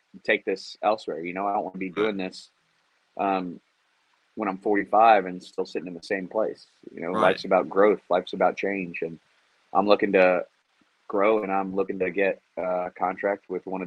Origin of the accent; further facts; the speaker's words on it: Houston, Texas, United States; I'm from Houston.